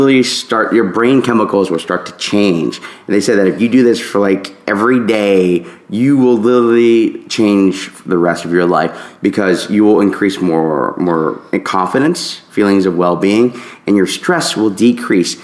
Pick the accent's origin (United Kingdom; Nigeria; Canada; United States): United States; the South; for the longest time growing up in the South